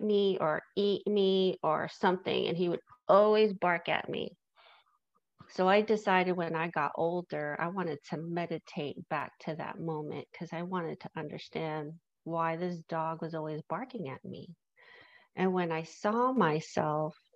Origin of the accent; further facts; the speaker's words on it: New York City, New York, United States; I grew up in New York City